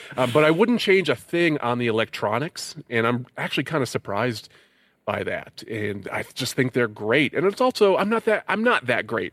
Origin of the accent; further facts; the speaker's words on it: Connecticut, United States; moved away; I'm from Connecticut